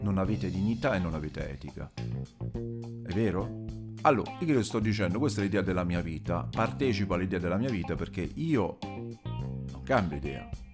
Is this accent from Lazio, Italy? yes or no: yes; Rome, Lazio, Italy; sono di Roma